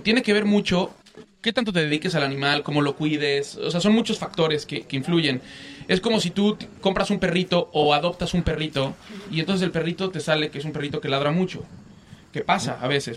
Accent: Mexico; para mí es un orgullo como mexicano

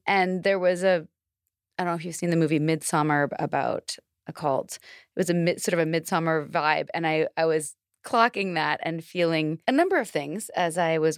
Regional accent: Canada; now in Atlanta, United States; I'm from Canada.

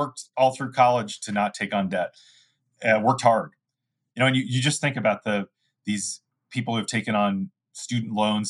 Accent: Apple Valley, Minnesota, United States; And I just think about the town I grew up in Minnesota, Apple Valley

